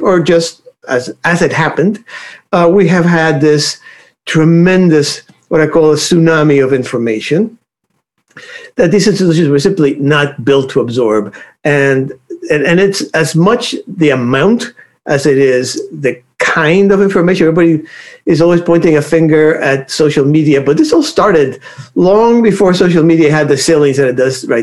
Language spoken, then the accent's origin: English; Cuba; moved away; If you want my way back origins, I was born in Cuba